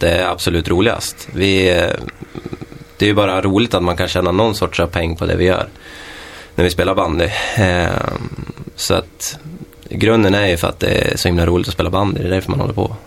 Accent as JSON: {"language": "Swedish", "town": "Köping", "region": "Västmanland", "country": "Sweden", "tie": "born or raised there", "moved": "yes", "lives_now": "Västerås, Sweden", "said": "25-årig kille från Köping"}